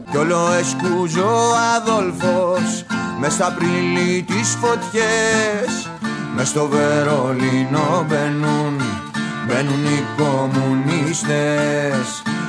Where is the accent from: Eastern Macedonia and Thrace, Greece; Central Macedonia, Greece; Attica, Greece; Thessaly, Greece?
Attica, Greece; Egaleo; Εγώ είμαι από το Εγάλεο, εμένα η δυτική Αττική, γέννημα φρέμα δυτική Αττική και τέτοια.